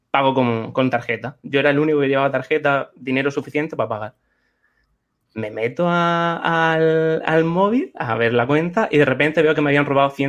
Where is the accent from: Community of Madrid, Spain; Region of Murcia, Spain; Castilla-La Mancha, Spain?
Region of Murcia, Spain; De Murcia